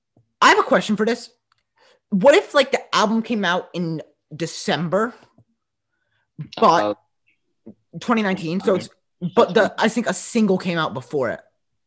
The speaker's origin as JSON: {"language": "English", "region": "New York", "country": "United States", "said": "We're from New York."}